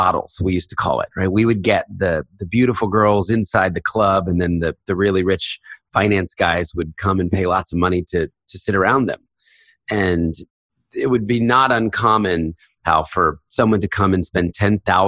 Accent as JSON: {"language": "English", "country": "United States", "tie": "born or raised there", "moved": "as an adult", "said": "I was raised in a very conservative Christian home in Philadelphia, New Jersey"}